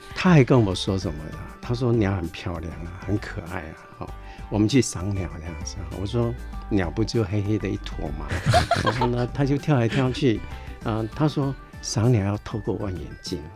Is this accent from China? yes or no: no; Taiwan; 我们台湾